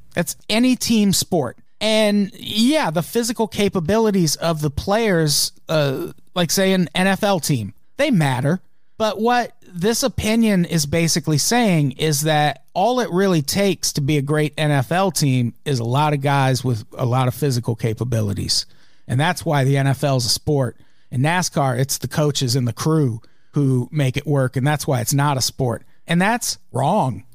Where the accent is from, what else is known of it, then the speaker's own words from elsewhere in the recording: United States; we're from the United States